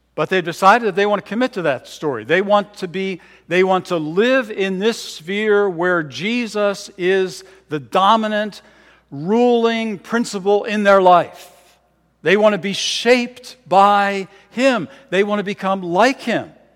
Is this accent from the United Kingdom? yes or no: no; Philadelphia, Pennsylvania, United States; also born or lived in Bedminster, Bucks County, Pennsylvania; I was born in Philadelphia, grew up there for a time, and when I was eleven years old, uh, my family moved to Bedminster, Bucks County